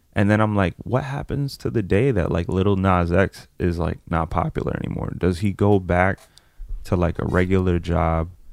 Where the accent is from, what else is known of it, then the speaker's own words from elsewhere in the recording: France; I was born in France